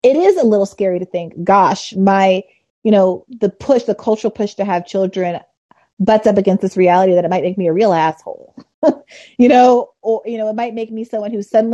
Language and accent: English; New York, United States; I'm from New York